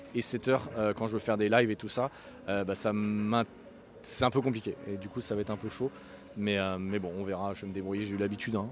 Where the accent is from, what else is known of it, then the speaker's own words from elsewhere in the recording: France; en tant que Français